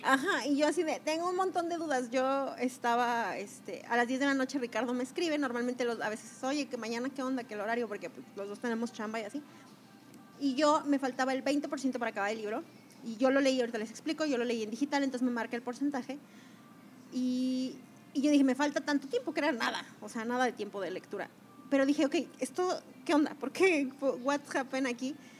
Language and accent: Spanish; Mexico; yo que soy mexicana